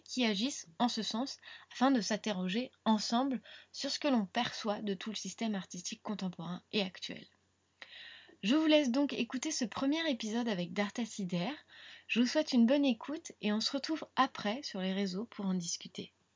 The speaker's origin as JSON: {"language": "French", "town": "Rennes", "region": "Brittany", "country": "France", "said": "on vient toutes les deux de Rennes"}